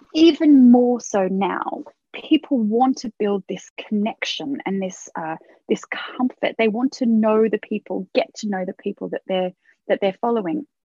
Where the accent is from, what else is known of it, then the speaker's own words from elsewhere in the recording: Australia; now in United Kingdom; I was Australian, or I am Australian